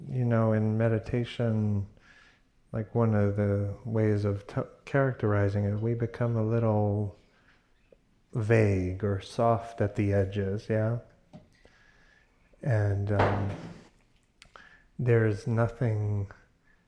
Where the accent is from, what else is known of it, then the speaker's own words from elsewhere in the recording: New York, United States; now in California, United States; I grew up in New York, but have been in California for 20 years